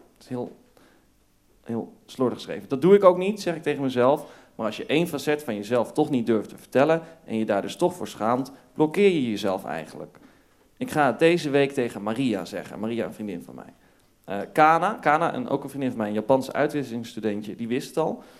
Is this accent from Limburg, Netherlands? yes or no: no; North Brabant, Netherlands; ik, ik kom uit Brabant. Ik, ja. ik groeide op in Brabant in een klein dorpje.